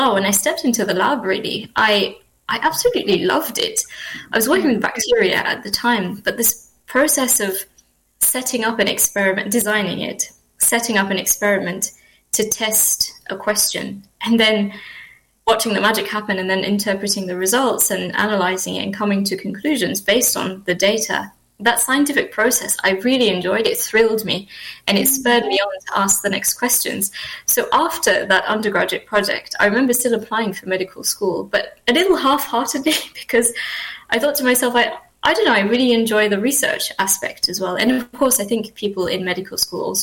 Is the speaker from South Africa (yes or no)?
no; Mauritius; moved away as an adult; now in United Kingdom; I grew up there. So I spent the first couple of years of life here in the UK and did sort of most of my schooling there in Mauritius, and then moved back to the UK for university education